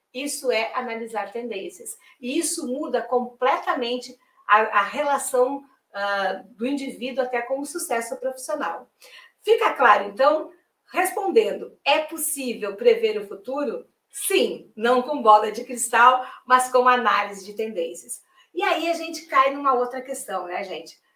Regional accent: Rio Grande do Sul, Brazil; now in Salvador, Brazil; eu sou gaúcha

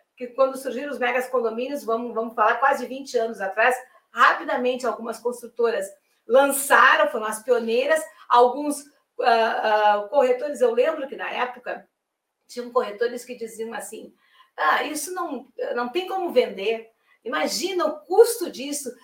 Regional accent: Rio Grande do Sul, Brazil; now in Salvador, Brazil; eu sou gaúcha

